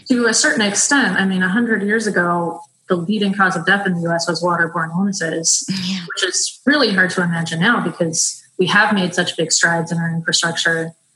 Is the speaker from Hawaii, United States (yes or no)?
no; San Francisco, California, United States; moved away as an adult; also born or lived in Brazil; I grew up in San Francisco